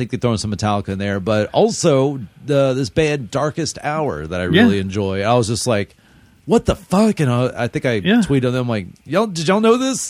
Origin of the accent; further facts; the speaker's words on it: Irving, Texas, United States; I grew up in Irving